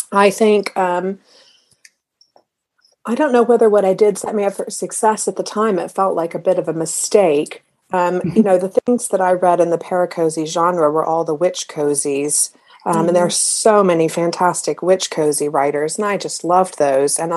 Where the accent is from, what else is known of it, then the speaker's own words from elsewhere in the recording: United States; it was just sort of just British enough, even though I'm American